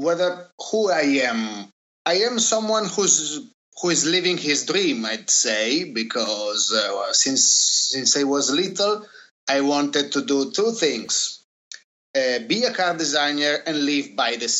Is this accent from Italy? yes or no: yes; Turin, Piedmont, Italy; growing up in Turin, you know, the city wasn't exactly full of Pininfarina masterpieces